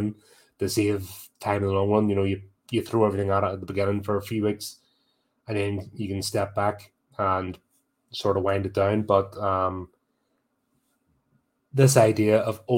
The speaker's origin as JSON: {"language": "English", "country": "United Kingdom", "said": "As a Brit"}